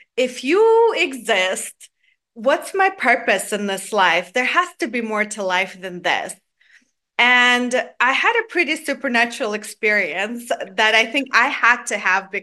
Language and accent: English; Georgia; now in Atlanta, United States; I grew up in Georgia, the country in Eastern Europe, not to confuse with the state of Georgia where I live now